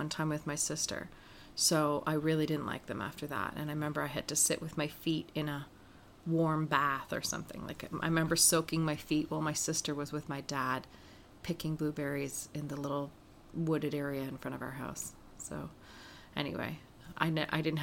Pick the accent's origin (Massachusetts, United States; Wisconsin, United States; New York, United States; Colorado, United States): Massachusetts, United States; moved away as an adult; now in Canada; growing up in New England